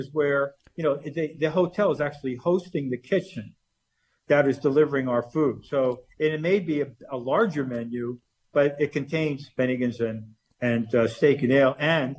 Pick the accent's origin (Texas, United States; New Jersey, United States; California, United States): Texas, United States; Dallas; I grew up here in the Dallas-Fort Worth area.